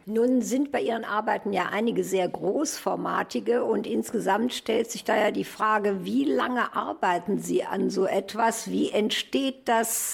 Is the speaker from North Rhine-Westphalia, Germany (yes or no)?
yes; Krefeld, North Rhine-Westphalia, Germany; ich als alte Krefelderin